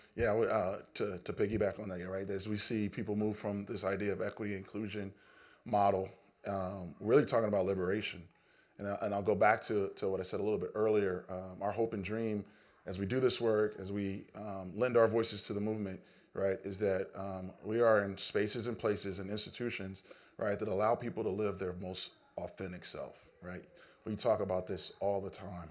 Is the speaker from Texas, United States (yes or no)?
no; Los Angeles, California, United States; me growing up in Los Angeles